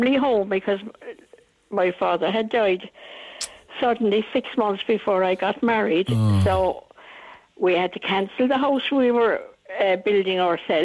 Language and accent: English; Cork, Munster, Ireland; I was born and bred in Albert Road